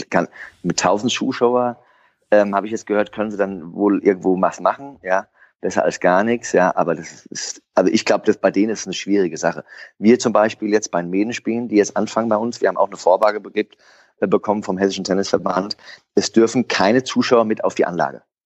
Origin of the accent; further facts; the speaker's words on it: Frankfurt am Main, Hesse, Germany; ich bin am Stadion aufgewachsen mit meinem Opa noch mit der alten Herren, die immer trainiert haben